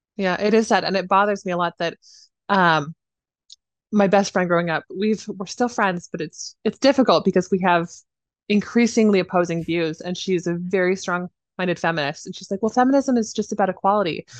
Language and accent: English; Idaho, United States; I was raised in Idaho